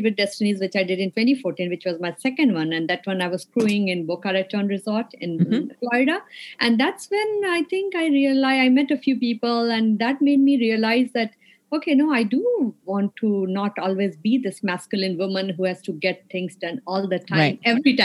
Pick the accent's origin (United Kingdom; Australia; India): India; moved away as an adult; now in United States; I'm from India. I grew up in India.